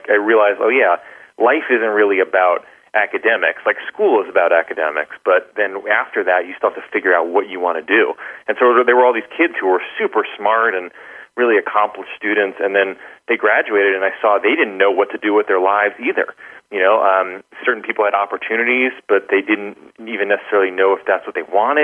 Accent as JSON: {"language": "English", "town": "New York City", "region": "New York", "country": "United States", "tie": "born or raised there", "said": "I was coming from Staten Island"}